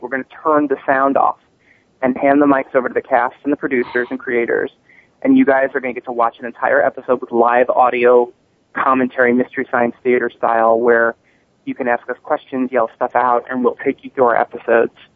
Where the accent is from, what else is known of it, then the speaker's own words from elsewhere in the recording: Palm Springs, California, United States; Palm Springs, California, um, where I actually live, my hometown